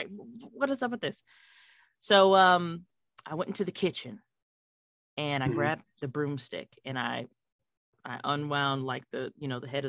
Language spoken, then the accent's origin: English; Fort Huachuca, Arizona, United States; born there; I was born in Fort Huachuca, so shout out to the Buffalo Soldiers.